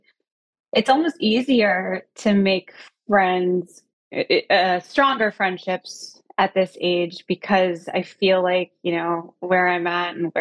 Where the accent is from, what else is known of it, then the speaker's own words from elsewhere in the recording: Tallahassee, Florida, United States; moved away as an adult; also born or lived in San Francisco, California; now in Los Angeles, United States; originally born and raised in Tallahassee, Florida, on the Florida-Georgia border in the South